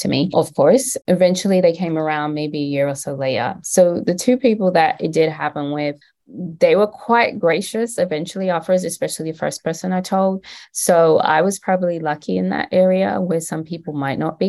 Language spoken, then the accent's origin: English; London, United Kingdom; moved away as an adult; now in United States; I am from London